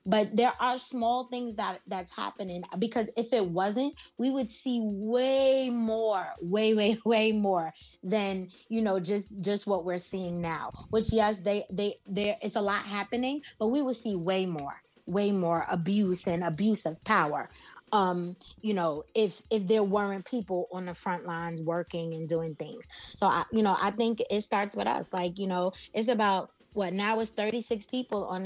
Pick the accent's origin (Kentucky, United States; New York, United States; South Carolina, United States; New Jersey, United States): New York, United States; New York City; I was born and raised here in New York